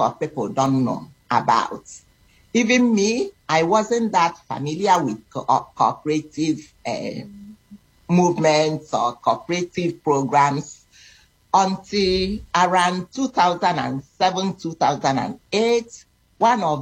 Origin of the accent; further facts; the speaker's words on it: Nigeria; moved away as an adult; now in Toronto, Canada; I am originally from Nigeria, West Africa, but I've been living in Canada for so many years, for 30-something